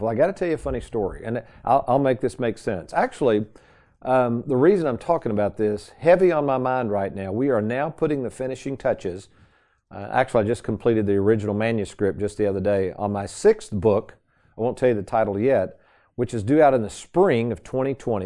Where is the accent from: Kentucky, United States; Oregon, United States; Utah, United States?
Kentucky, United States; Lexington; the same house I grew up in in Lexington, Kentucky